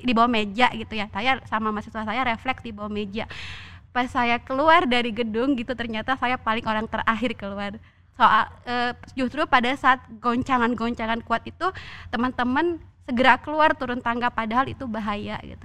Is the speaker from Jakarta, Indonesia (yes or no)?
no; Bengkulu, Indonesia; moved away as an adult; saya dari Bengkulu ya saya dari Bengkulu